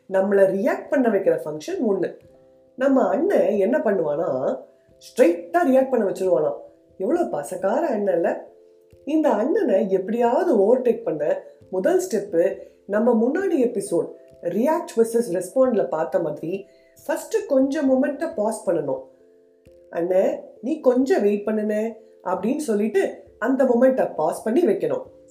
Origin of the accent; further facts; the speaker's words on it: Madurai, Tamil Nadu, India; நானும் மதுரக்காரன் தான்